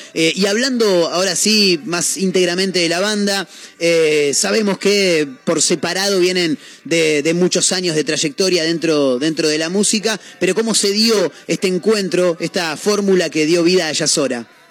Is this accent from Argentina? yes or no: yes; Argentina